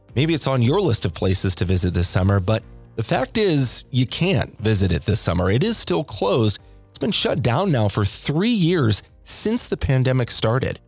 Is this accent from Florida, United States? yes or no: no; Corvallis, Oregon, United States; moved away as an adult; I moved away from Corvallis after I graduated high school